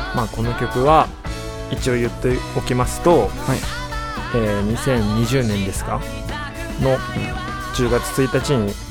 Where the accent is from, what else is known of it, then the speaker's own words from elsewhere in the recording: Tokyo, Japan; バリバリ東京生まれ東京育ちですよ 浅草です下町ですね